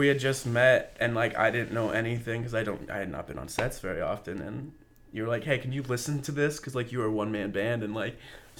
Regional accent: Dallas, Pennsylvania, United States; I'm from Dallas, Pennsylvania, which no one's ever heard

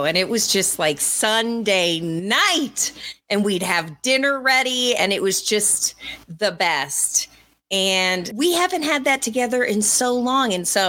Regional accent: Colorado, United States; I grew up in Colorado, but skiing, we were poor

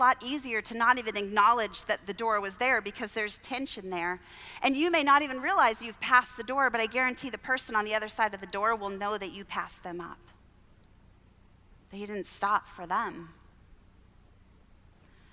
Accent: Southern California, United States; I grew up in Southern California

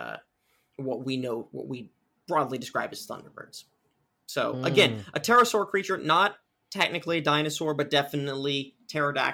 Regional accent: Southern California, United States; I'm from Southern California

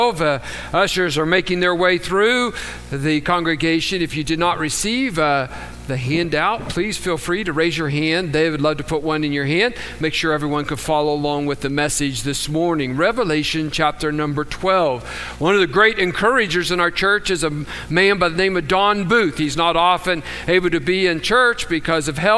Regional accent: United States; also born or lived in Tucson, Arizona; We're proud that we're from the United States

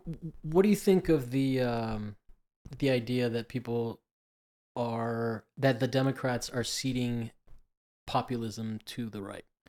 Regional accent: Miami, Florida, United States; moved away; I grew up in Miami and I'm Cuban

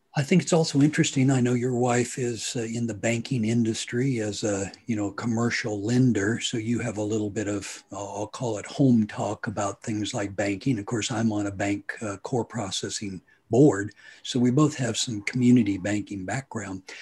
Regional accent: Hutchinson, Kansas, United States; I am from Hutchinson, Kansas

